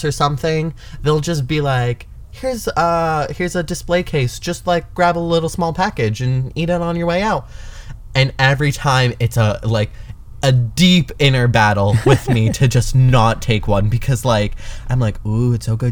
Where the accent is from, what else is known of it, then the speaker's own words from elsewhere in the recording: Canada; now in United States; I'm Canadian